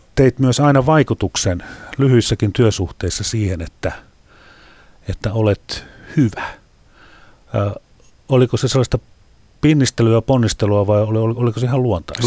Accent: Häme, Tavastia, Finland; Olen itse Hämeestä

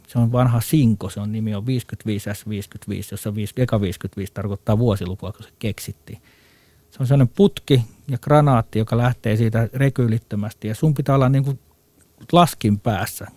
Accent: Finland

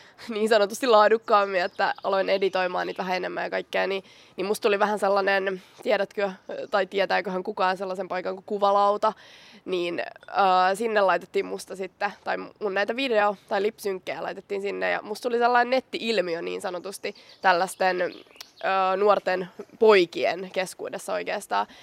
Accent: Vantaa, Uusimaa, Finland; mä oon Korsosta

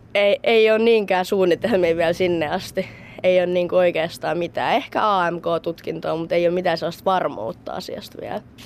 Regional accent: Kouvola, Kymenlaakso, Finland; mä tuun itse Kouvolasta

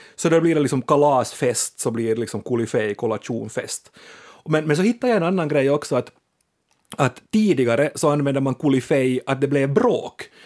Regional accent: Finland; vi finlandssvenskar är ett festande folk

